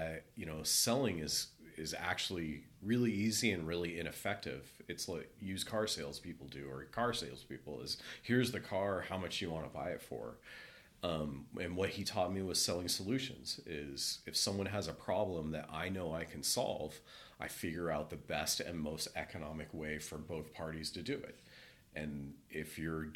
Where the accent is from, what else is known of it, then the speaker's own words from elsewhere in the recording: Cupertino, California, United States; also born or lived in Chico; born and raised in California in Cupertino. Grew up down there